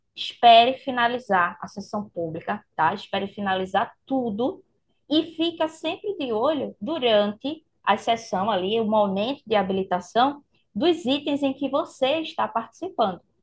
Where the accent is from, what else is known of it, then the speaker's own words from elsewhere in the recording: Recife, Pernambuco, Brazil; eu vou estar aqui em Recife né? Mandando esse meu calorzinho aí da minha terra para vocês